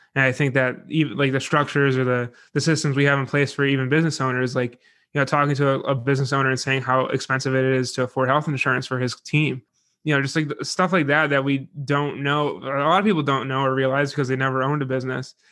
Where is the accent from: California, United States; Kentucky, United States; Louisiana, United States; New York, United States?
New York, United States; Buffalo; I'm from Buffalo